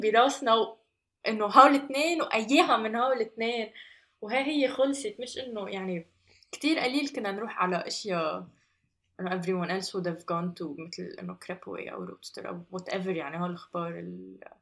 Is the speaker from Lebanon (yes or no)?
yes; Lebanon; moved away as an adult; راجعة على لبنان